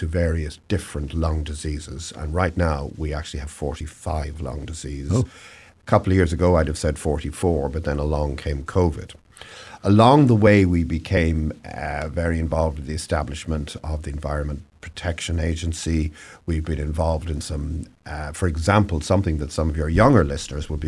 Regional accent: Ireland; moved away as an adult; also born or lived in Southern California; now in Oregon, United States; you're probably gathering from my accent that I originally came from somewhere a little further east than Oregon. So in Ireland

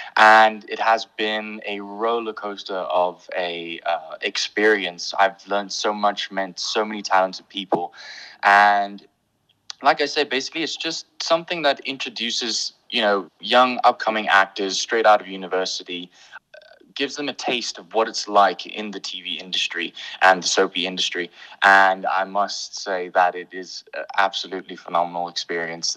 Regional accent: Pretoria, Gauteng, South Africa; accent: English; also born or lived in Bethlehem, Free State; I was born in Bethlehem in the Free State, but I grew up here in Pretoria

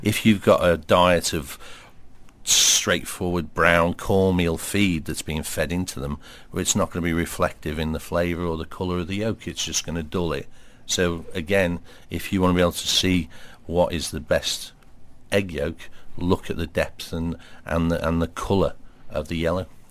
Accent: Liverpool, North West England, United Kingdom; grew up in Liverpool, uh, but my family all come from the Wirral

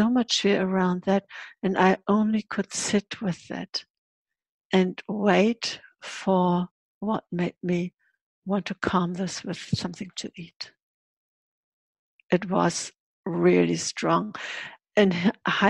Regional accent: Hamburg, Germany; I was born in January 51. And Hamburg was still totally bombed.

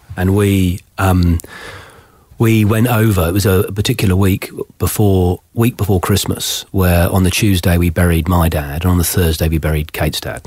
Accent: Plymouth, South West England, United Kingdom; also born or lived in Somerset; now in Australia; I was born in Plymouth. Oh. My father was in the Royal Navy for 30 years. Oh. All my family's from Somerset

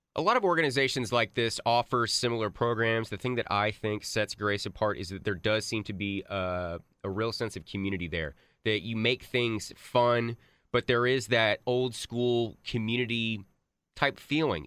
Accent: Grapevine, Texas, United States; from my hometown of Grapevine

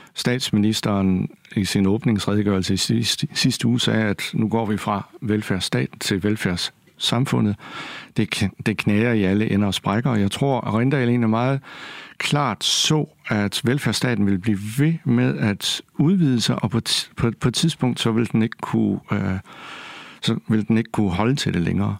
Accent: Kolding, Southern Denmark, Denmark; also born or lived in Odense; Jeg er selv fra Kolding og gik på Munkenstam Gymnasium

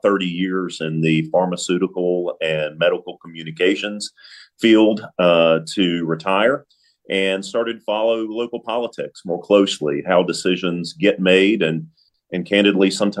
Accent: Lexington, North Carolina, United States; I grew up here in Lexington

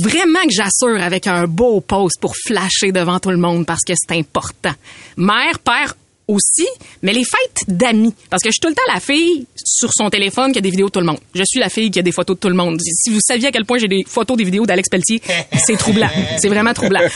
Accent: Beauce, Quebec, Canada; t'es allé faire un tour dans mon coin de pays

